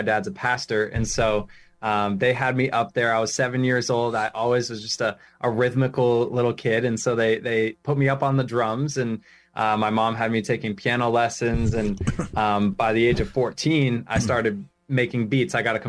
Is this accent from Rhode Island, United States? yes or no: yes; Rhode Island, United States; I'm from Rhode Island, born and raised, and I'm still living here.